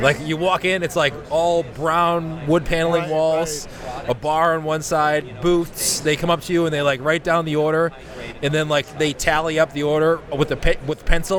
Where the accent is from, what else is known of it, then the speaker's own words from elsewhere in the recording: Boston, Massachusetts, United States; I'm from Boston.